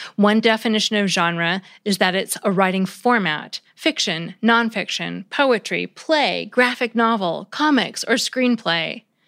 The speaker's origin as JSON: {"language": "English", "country": "United States", "said": "as an American"}